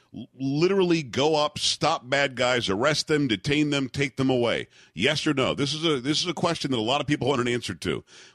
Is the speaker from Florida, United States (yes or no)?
yes; South Florida, United States; moved away; also born or lived in New York area; I grew up in South Florida.